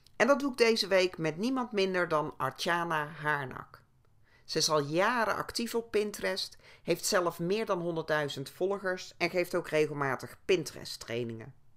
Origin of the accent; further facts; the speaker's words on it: North Brabant, Netherlands; ik kom zelf ook uit het Brabantse